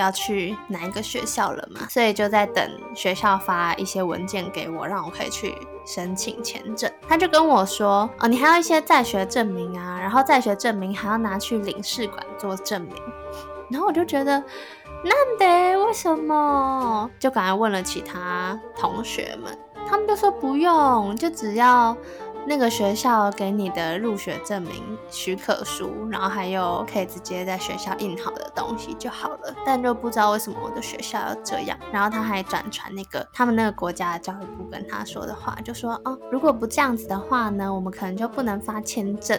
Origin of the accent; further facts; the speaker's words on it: Taipei, Taiwan; 我是台北人